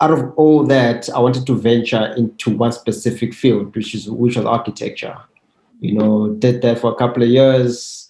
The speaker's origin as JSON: {"language": "English", "town": "Soweto", "region": "Gauteng", "country": "South Africa", "tie": "born or raised there", "said": "I grew up in Soweto from a two-bedroom house with a family of 8 members"}